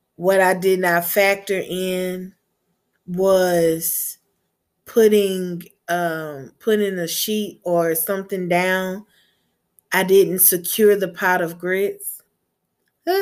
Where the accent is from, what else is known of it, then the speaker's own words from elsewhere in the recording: Gulf Coast, United States; I'm from the Gulf Coast